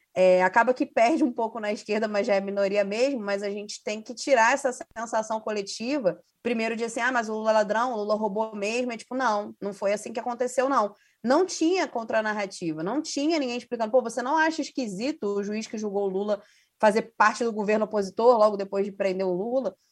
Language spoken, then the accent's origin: Portuguese; Rio de Janeiro, Brazil; enquanto carioca